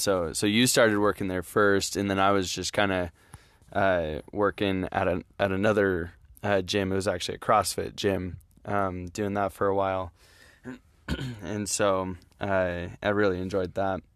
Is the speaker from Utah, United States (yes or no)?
yes; Utah, United States; I'm from Utah